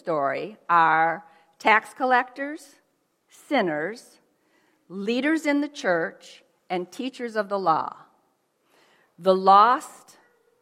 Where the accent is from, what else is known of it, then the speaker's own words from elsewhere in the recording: Holland, Michigan, United States; also born or lived in South Korea; I have always lived in Holland, Michigan